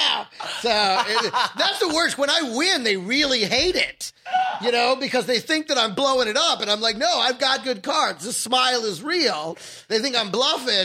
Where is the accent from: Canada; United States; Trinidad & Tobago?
United States; Texas; also born or lived in California; I grew up in Texas. Born in Cali, but I was raised in Texas